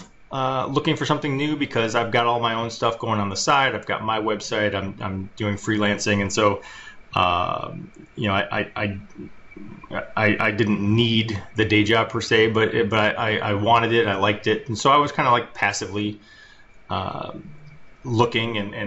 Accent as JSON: {"language": "English", "town": "Detroit", "region": "Michigan", "country": "United States", "said": "I'm from Detroit"}